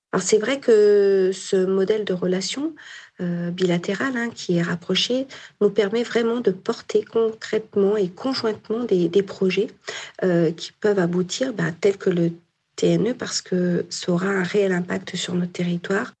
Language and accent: French; Nord-Isère, Auvergne-Rhône-Alpes, France; Je suis noriséroise, j'ai grandi dans le Norisère